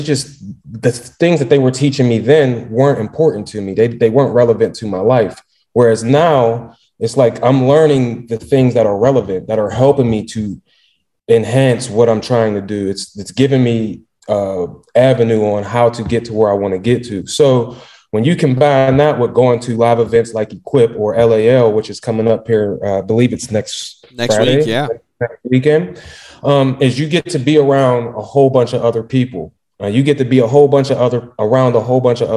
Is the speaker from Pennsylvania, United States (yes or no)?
yes; Pittsburgh, Pennsylvania, United States; I'm from Pittsburgh